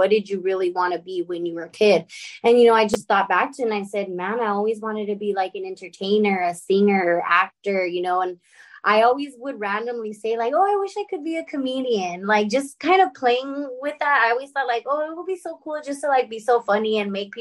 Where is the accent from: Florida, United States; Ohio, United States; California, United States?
California, United States; La Puente; So I'm from La Puente, California. I'm in a small little town called Bassett. To be very specific. So I grew up in LA, more like the IE area